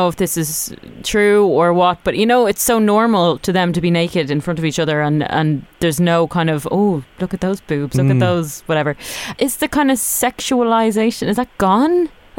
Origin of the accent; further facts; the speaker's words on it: Ireland; especially being Irish, we never get the sun.